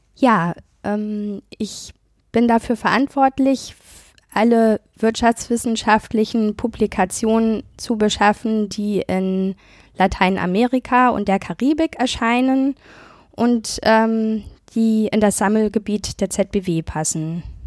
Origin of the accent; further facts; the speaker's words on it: Germany; wir in Deutschland